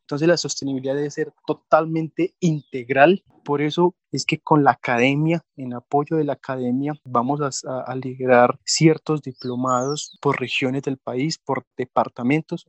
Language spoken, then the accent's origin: Spanish; Colombia; Colombia es un país afortunado por todo. Somos ricos en biodiversidad